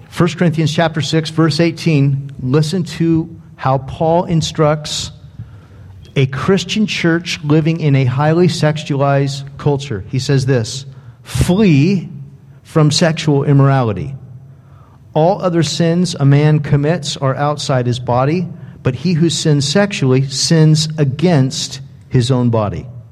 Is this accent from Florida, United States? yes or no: no; Dana Point, California, United States; moved away as an adult; also born or lived in Joplin, Missouri; I was raised in Dana Point, Laguna Beach